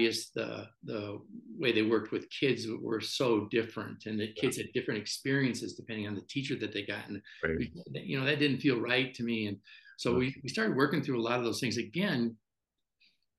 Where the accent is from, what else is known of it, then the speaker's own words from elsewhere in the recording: Chicago, Illinois, United States; I'm from Chicago